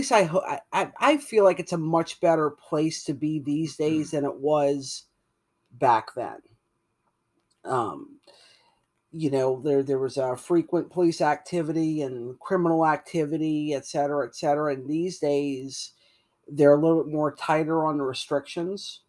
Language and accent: English; Louisiana, United States; I'm from Louisiana